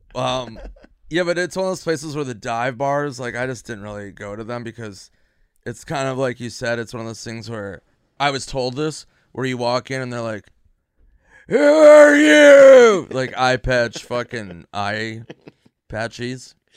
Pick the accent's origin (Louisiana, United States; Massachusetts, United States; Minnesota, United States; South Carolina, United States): Minnesota, United States; now in Los Angeles, United States; Minnesota where I'm from